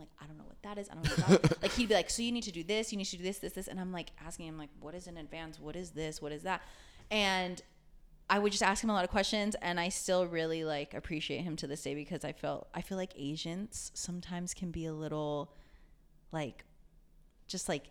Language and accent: English; Chula Vista, California, United States; also born or lived in Japan / Fullerton; I lived in San Diego until I was like 17